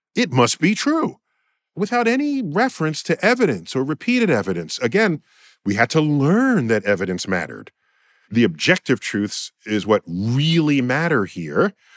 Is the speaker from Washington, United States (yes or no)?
no; New York City, New York, United States; In my hometown, New York City